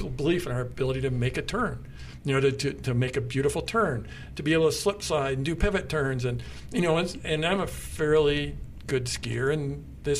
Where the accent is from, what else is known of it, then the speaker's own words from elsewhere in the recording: Durango, Colorado, United States; We're both from Durango, and being from Durango is an amazing gift